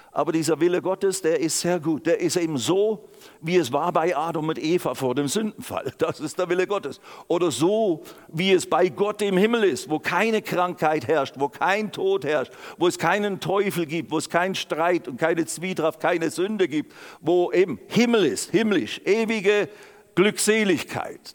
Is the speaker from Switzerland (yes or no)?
yes; Switzerland; also born or lived in Germany; ich bin Schweizer und auch inzwischen auch Deutscher geworden.